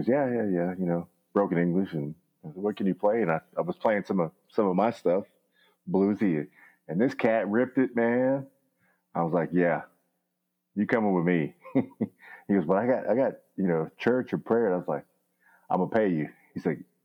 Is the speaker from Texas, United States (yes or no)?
yes; Houston, Texas, United States; I'm from Houston